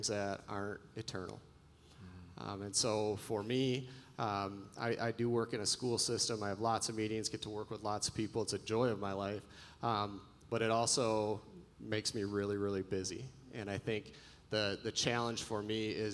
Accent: West Michigan, United States; I grew up in West Michigan

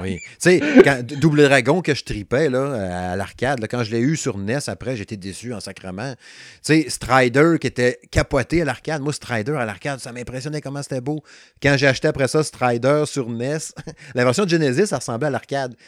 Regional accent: Quebec, Canada; moved away; je suis originaire du Saguenay-Lac-Saint-Jean. Je reste plus là depuis 1995

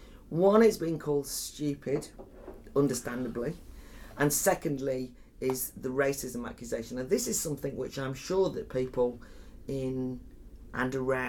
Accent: Wales, United Kingdom; I'm from North Wales, the Flintshire.

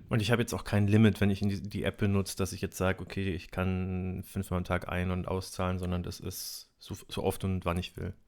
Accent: Nuremberg, Bavaria, Germany; ich bin in Nürnberg aufgewachsen

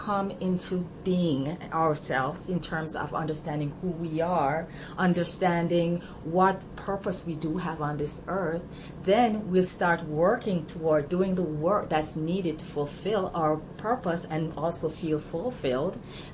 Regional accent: Jamaica; moved away as an adult; I'm from Jamaica originally, and I came here 30-odd years ago

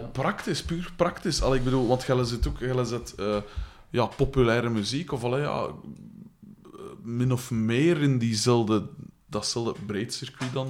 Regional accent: Liedekerke, Flanders, Belgium; ik ben van Likkerk, dat ligt vijf kilometer van hier.

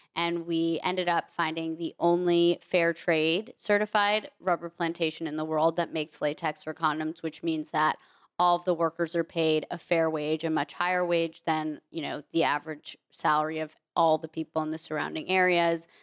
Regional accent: Vermont, United States; I grew up mostly in Vermont

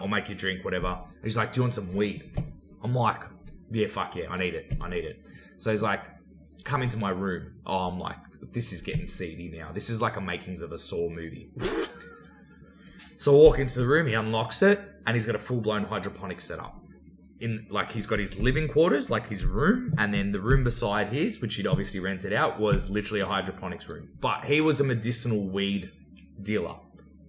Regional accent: Australia; accent: Aussie; where are you from? I said, Australia.

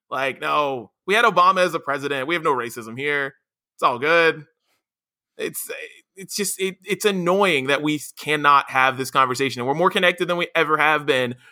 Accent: West Virginia, United States; me growing up in West Virginia

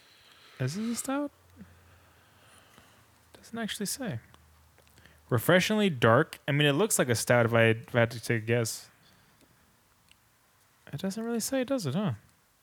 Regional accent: Richmond, California, United States; I come from Richmond, California.

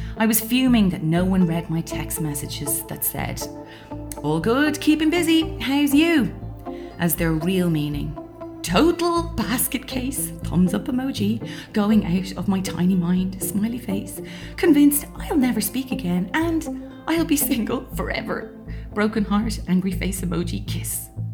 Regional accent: Ireland; I'm Irish, and although not raised by overly religious parents

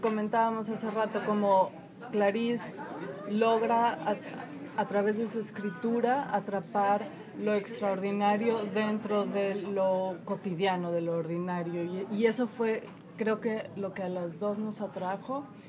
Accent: Mexico; moved away as an adult; now in Chicago, United States; yo soy mexicana, tengo cuatro años aquí en Chicago

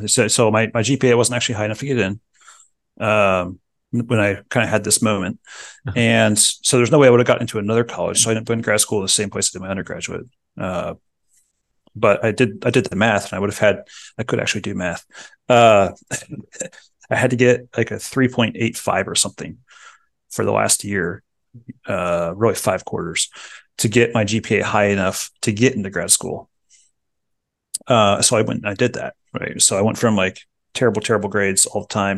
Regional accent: Medway, Ohio, United States; I was born in Medway, Ohio, which is Dayton area

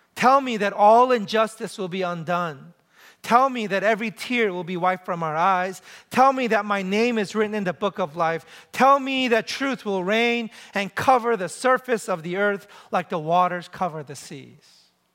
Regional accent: New York City, New York, United States; moved away as an adult; also born or lived in Ann Arbor, Michigan; I grew up in New York City

